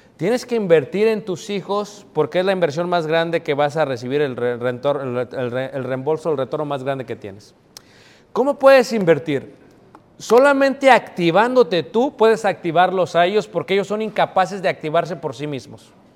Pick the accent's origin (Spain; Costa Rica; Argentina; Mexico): Mexico; moved away; me vine de México